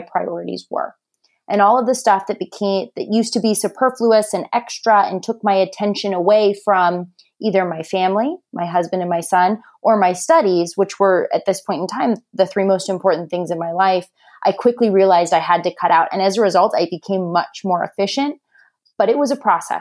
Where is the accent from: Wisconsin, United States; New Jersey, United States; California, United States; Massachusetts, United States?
California, United States; Orange County, Southern; also born or lived in South Bend, Indiana; born and raised in Southern California, I'm one of six children